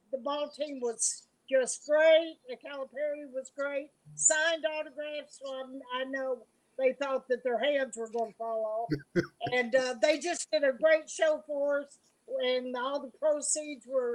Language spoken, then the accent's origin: English; Blackey, Kentucky, United States; moved away as an adult; also born or lived in Florida; I was raised here in Blackie in the hills, Letcher County, very proud of it